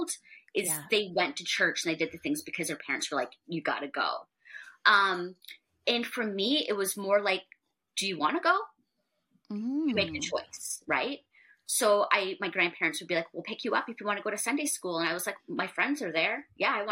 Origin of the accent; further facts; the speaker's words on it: Niagara region, Ontario, Canada; moved away as an adult; now in Toronto, Canada; I grew up in the Niagara region, moved to Toronto a little bit more than 10 years ago with my husband